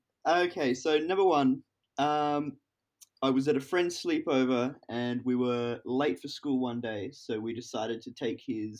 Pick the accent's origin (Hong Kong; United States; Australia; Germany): Hong Kong; I've never skydived. As you said, growing up in Hong Kong, there is just nowhere to do it.